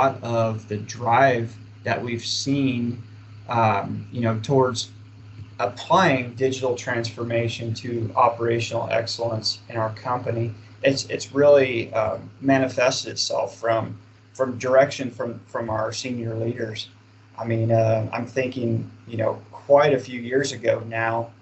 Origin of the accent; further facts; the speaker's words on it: Kansas, United States; I'm originally from Kansas